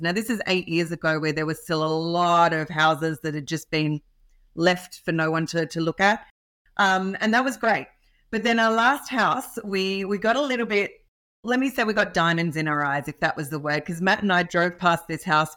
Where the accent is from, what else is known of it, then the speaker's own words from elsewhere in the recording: Australia; accent: Australian; I am an Aussie, so hence the accent